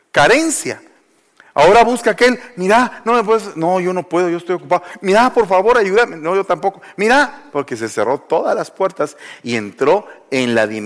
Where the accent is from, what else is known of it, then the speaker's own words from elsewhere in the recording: Guatemala; moved away; Entonces, yo vine de Guatemala y venía acá, y entonces vine aquí a pasar un periodo como el que todos pasamos, de ubicación